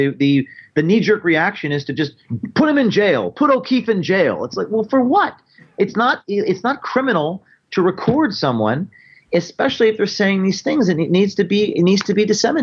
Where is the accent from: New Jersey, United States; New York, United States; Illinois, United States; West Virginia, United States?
New Jersey, United States; I'm from New Jersey. I'm new to the Missouri thing